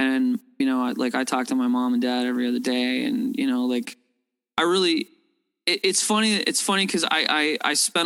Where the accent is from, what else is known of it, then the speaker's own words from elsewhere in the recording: Toronto, Ontario, Canada; I'm a downtown kid. I grew up downtown Toronto